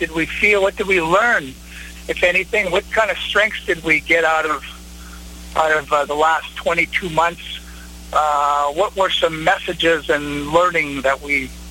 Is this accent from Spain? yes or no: no; Winnipeg, Manitoba, Canada; I'm from Winnipeg, Canada